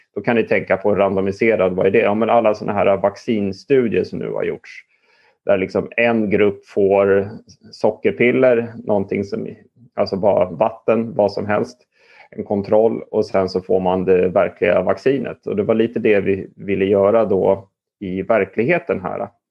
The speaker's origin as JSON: {"language": "Swedish", "town": "Stockholm", "region": "Stockholm County", "country": "Sweden", "tie": "born or raised there", "said": "jag är uppvuxen i Stockholm"}